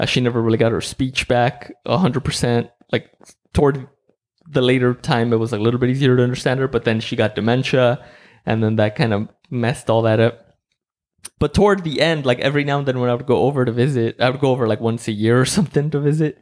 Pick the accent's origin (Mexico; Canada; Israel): Mexico; now in United States; I grew up in Mexico and, like, I was, I was born in Mexico